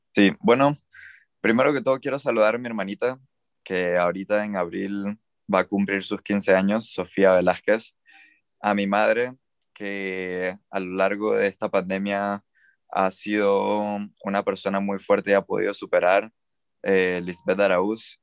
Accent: Panama; moved away as an adult; now in China; de Panamá

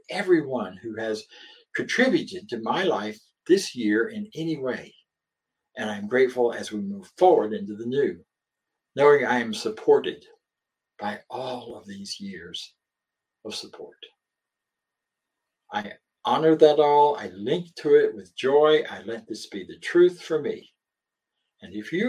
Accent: the South, Southern United States, United States; accent: Southern; moved away as an adult; also born or lived in Philadelphia / California / Denver, Colorado; And even though I'm a southerner, I've lived most of my adult life elsewhere

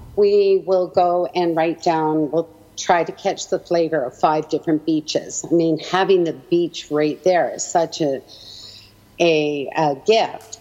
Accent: Edmonton, Alberta, Canada; also born or lived in Halifax, Nova Scotia; I was born in Halifax, Nova Scotia, and eventually my parents made it out to Edmonton, where they had my four brothers

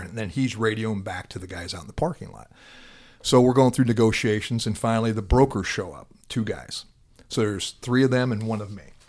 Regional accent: Atlantic, Iowa, United States; moved away as an adult; also born or lived in South Dakota; now in Dallas, United States; from my hometown, Atlantic, Iowa

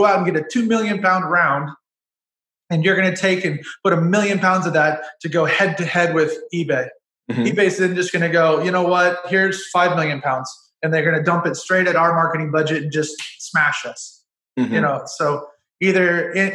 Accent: United States; I'm an American citizen

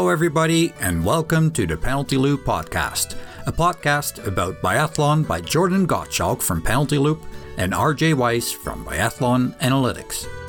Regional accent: Netherlands; moved away as an adult; I was born in Holland, in a small little town, uh, Eiselmeiden. And, um, lived there for about twenty years

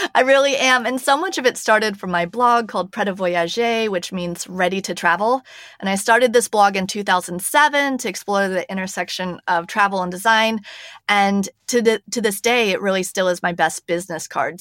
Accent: United States; moved away as an adult; now in Paris, France; I am an American, if you can hear by my voice, but I'm actually based in Paris, France

